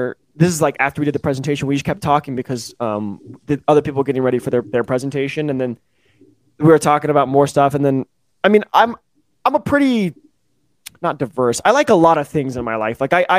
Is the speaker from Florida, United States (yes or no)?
no; Mississippi, United States